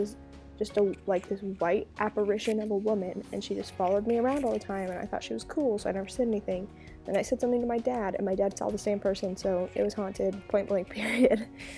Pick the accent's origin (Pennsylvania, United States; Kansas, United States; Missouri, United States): Kansas, United States; Burlington; born there; I was born in Burlington, Kansas. I was technically born in Emporia, the hospital, but I lived in Burlington.